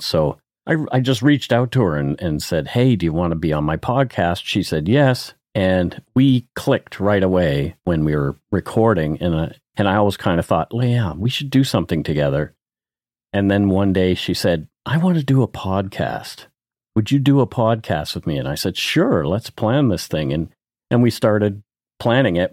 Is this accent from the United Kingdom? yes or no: no; Canada; I'm Canadian